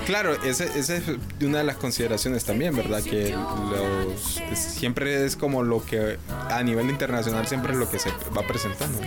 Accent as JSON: {"language": "Spanish", "country": "Honduras", "said": "como hondureños"}